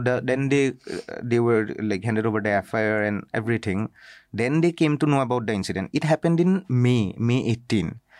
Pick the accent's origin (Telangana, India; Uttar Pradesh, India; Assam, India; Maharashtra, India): Assam, India; I'm from Assam